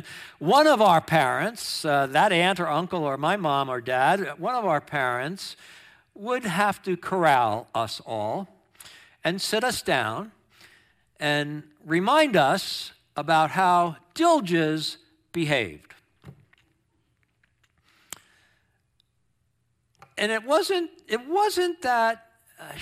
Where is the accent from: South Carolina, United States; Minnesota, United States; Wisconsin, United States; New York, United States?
New York, United States; Long Island; moved away; growing up on Long Island, New York